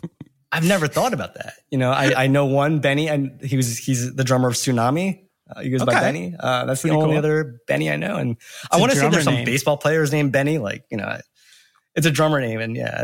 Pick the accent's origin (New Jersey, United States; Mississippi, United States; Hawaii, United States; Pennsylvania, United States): New Jersey, United States; Back when I was growing up in Jersey in the early 2000s, I was just filming and collecting these mini DV tapes and had nowhere to post the footage.